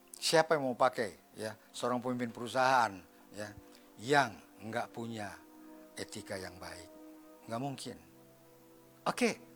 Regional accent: Medan, North Sumatra, Indonesia; saya lahir di Medan, ya. Dibesarkan dalam keluarga. Yang, apa namanya, ya orang Medan lah

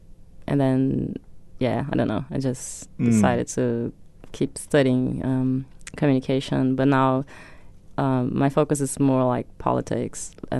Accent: Porto Alegre, Rio Grande do Sul, Brazil; English is a second language; Puerto Alegre, south.

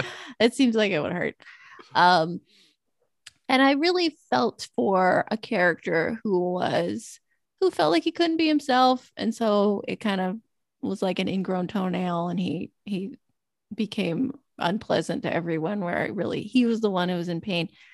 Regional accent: Southern California desert, United States; growing up in Southern California desert

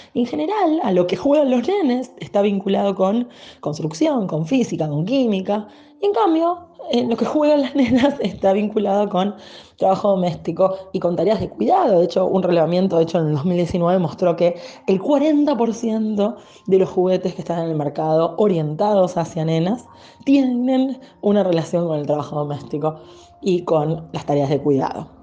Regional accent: Argentina

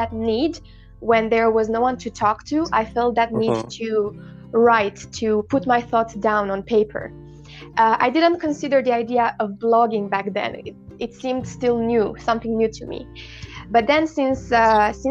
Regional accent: Galați, Galați County, Romania; I come from Romania, Galați

